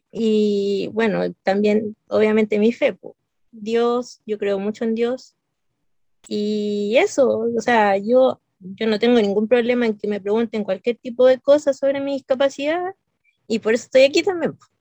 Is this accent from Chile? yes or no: yes; Santiago, Santiago Metropolitan Region, Chile; soy de Chile, de Santiago